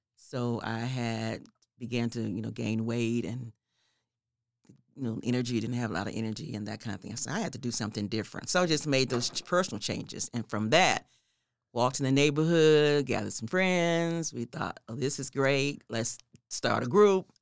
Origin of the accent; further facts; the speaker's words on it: Oklahoma City, Oklahoma, United States; I grew up in the neighborhood called Carverdale Edition.